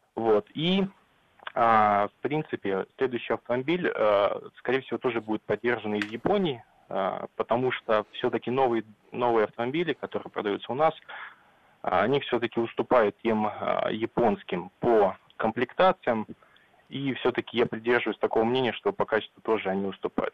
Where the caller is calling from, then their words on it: Vladivostok, Primorsky Krai, Russia; я вам звоню из Владивостока